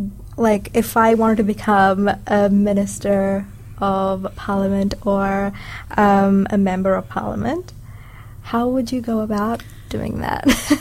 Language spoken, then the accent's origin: English; Dunedin, Otago, New Zealand; I am from South Dunedin